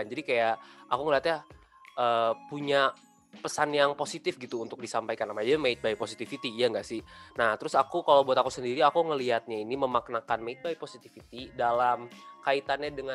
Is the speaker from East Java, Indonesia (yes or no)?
no; Jakarta, Indonesia; aku dari Jakarta dan aku dari HI 2020.